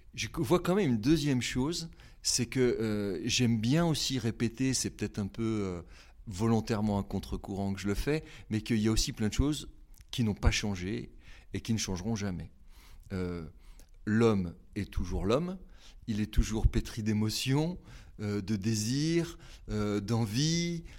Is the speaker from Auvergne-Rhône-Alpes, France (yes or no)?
yes; Haute-Savoie, Auvergne-Rhône-Alpes, France; moved away as an adult; now in Nantes, France; je viens de Haute-Savoie, euh, j'ai euh, migré à Nantes en raison de mes études.